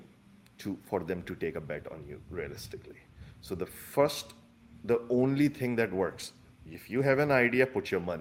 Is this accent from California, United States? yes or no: no; Chicago, Illinois, United States; I'm from Chicago, so our startup is in Chicago.